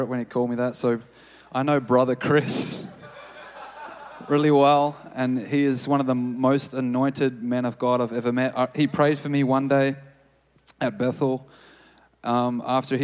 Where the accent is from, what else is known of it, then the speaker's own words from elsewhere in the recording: Australia; moved away as an adult; now in Redding, United States; I'm from Australia